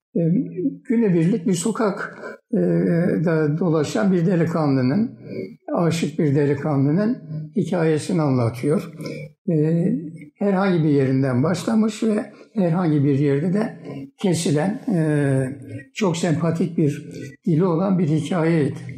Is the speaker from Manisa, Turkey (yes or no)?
no; Kahramanmaraş, Turkey; moved away as an adult; also born or lived in Malatya / Tunceli / Istanbul; 1940 yılında Kahramanmaraş'ta dünyaya geldik.